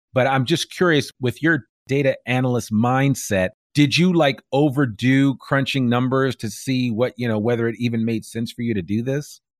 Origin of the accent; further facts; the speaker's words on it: outside New York City, United States; also born or lived in Bay Area, California; now in Northwest Arkansas, United States; I grew up right outside of New York City